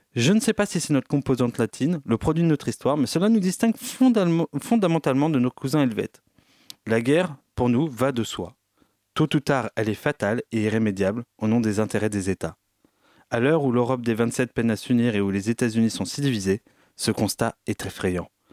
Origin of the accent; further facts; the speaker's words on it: France; mon positionnement en tant que Français dans le monde